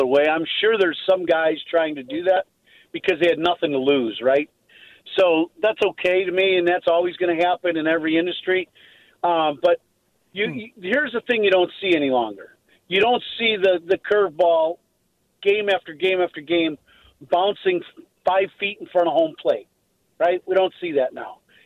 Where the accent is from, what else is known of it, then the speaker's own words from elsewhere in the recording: Chicago, Illinois, United States; South side of Chicago